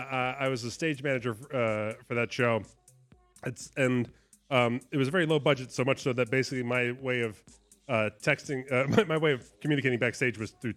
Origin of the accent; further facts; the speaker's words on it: New Jersey, United States; I'm from New Jersey